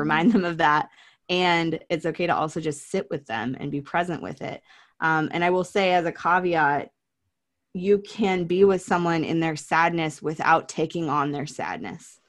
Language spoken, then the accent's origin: English; Oregon, United States; growing up in Oregon